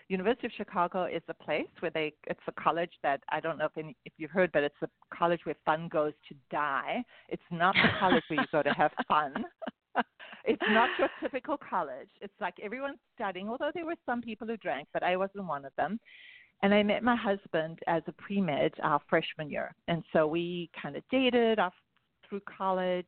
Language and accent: English; South Africa; moved away; you can hear I have an accent. So I wasn't born here. I was born in South Africa